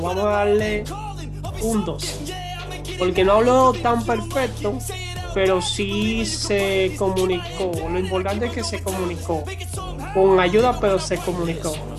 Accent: Dominican Republic; soy de la República Dominicana

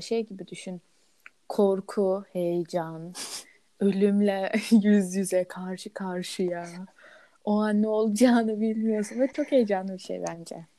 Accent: Aegean Region, Turkey; ben yirmi üç yıldır Egeliyim

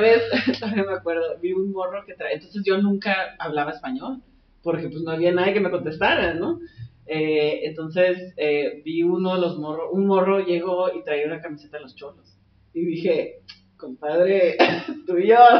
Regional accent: Tijuana, Baja California, Mexico; first language Spanish; also born or lived in San Diego County, United States; crecí en Tijuana, de que este, soy aprendiz de inglés técnicamente, o sea, porque español es mi primera lengua

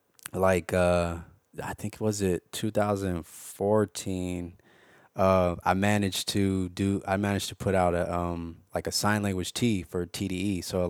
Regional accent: Los Angeles, California, United States; Yeah. And well, Baldwin Hills.

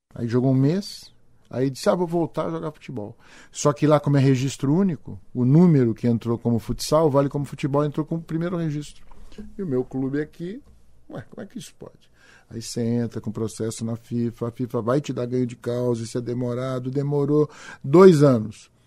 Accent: Araraquara, São Paulo, Brazil; eu sou de Araraquara, recebo um convite pra ser coordenador metodológico da ferroviária

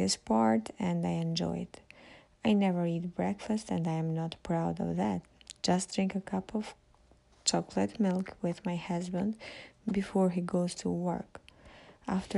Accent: Albania; English is a second language; I am from Albania

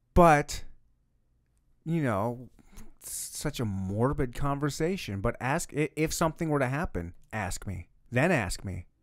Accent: Michigan, United States; now in Kansas City, United States; I grew up in Michigan, when we have beaches everywhere

